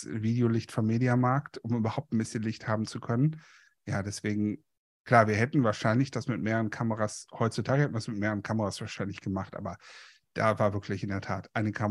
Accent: Moers, North Rhine-Westphalia, Germany; Und wir hatten einen richtigen Polizisten, also hier in dem Ort in, in Mörs, im Stadtteil Kapellen, hatten wir einen quasi einen Dorfbullen

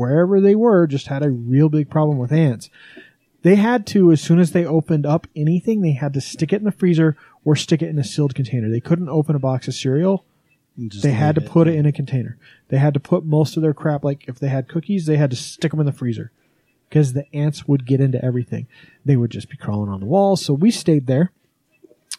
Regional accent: Wyoming, United States; now in Utah, United States; I grew up in Wyoming.

